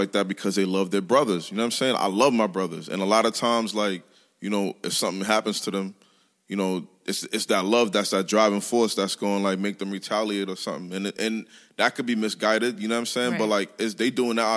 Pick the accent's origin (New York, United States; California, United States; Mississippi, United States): New York, United States; New York City; also born or lived in Queens; growing up in Brooklyn